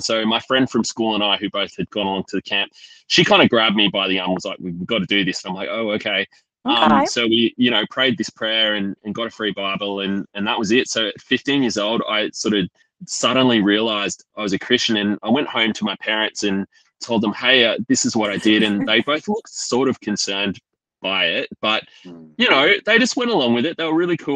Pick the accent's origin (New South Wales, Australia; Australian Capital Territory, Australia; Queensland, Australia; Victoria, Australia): Australian Capital Territory, Australia; Canberra; I grew up in Canberra